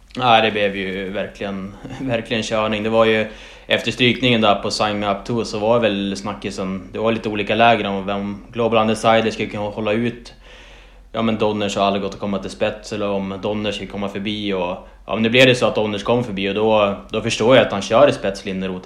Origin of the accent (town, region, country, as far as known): Umeå area, Västerbotten County, Sweden; born or raised there